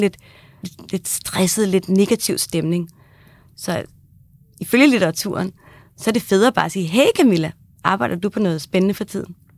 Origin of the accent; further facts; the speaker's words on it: Kagerup, Capital Region of Denmark, Denmark; jeg kommer fra Kagerup, der ligger lige ved siden af Hillerød